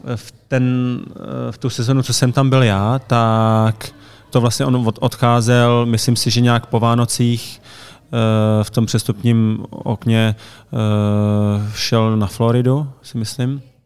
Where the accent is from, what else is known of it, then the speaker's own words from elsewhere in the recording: Hradec Králové, Hradec Králové Region, Czechia; also born or lived in Pardubice; já jsem se narodil v Hradci a začínal jsem v Hradci